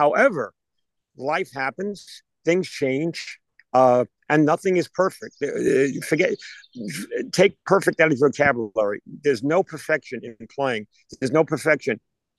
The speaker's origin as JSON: {"language": "English", "region": "New York", "country": "United States", "moved": "yes", "said": "We're all transplants from New York"}